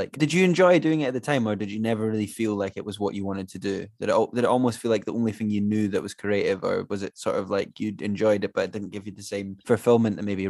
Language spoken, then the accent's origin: English; Scotland, United Kingdom; I'm obviously Scottish too.